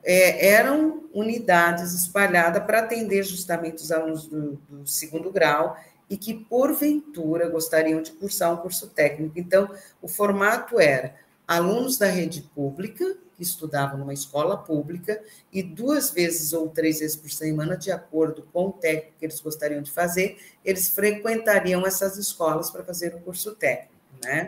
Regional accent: Criciúma, Santa Catarina, Brazil; Nasci em Criciúma, né? Numa vila operária

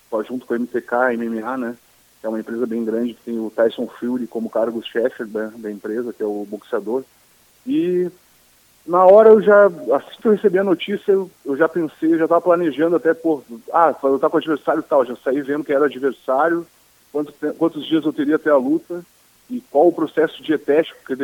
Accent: Porto Alegre, Rio Grande do Sul, Brazil; now in Florianópolis, Brazil; eu nasci em Porto Alegre mesmo, né, no Mãe de Deus, então pode, ser, pode ter certeza que é mais um gaúcho lá no UFC

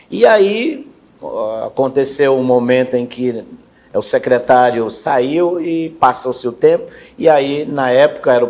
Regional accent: Piauí, Brazil; now in Quari, Brazil; sou, sou piauiense, é, morei bastante tempo em outro município e há 13 anos atrás conheci Quari né, e me apaixonei pela terra.

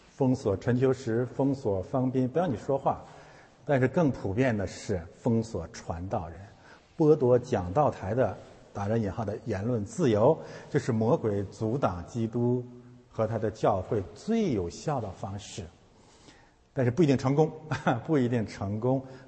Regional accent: China; moved away; 我们是从中国来的

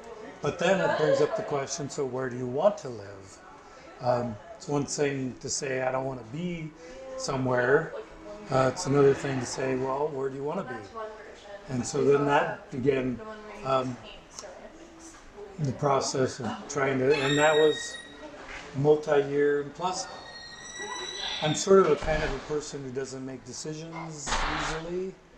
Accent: Staten Island, New York, United States; born there; also born or lived in Puerto Rico / North Carolina / Florida / Colorado; So I was born in Staten Island, New York, but I've also lived in Puerto Rico, North Carolina, Pensacola, Florida, Colorado

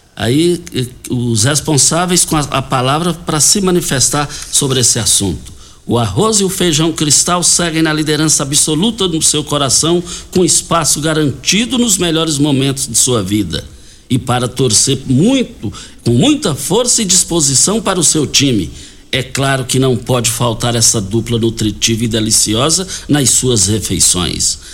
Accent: Goiás, Brazil; nós fomos criados juntos lá no Parque Bandeirantes

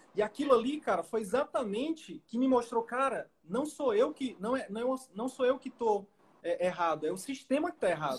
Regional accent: Northeast Region, Brazil; moved away; Eu vim do Nordeste, sou do Nordeste com muito orgulho

